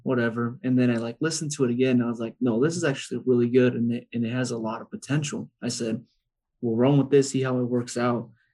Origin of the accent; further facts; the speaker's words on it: Arizona, United States; also born or lived in Los Angeles, California; I was born in Los Angeles and I moved to Arizona when I was four, four or five